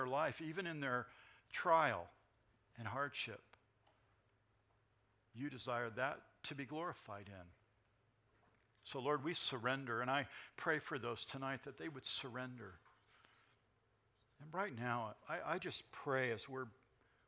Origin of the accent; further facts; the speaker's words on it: San Bernardino, California, United States; I grew up singing in the Nazarene Church right here in San Bernardino